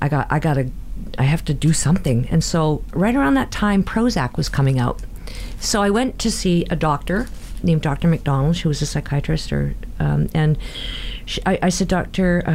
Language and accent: English; Burnaby, British Columbia, Canada; We grew up in Burnaby